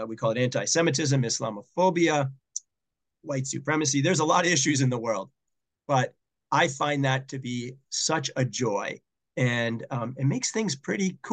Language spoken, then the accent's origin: English; Boston, Massachusetts, United States; moved away as an adult; also born or lived in Dayton, Ohio; Boston, my hometown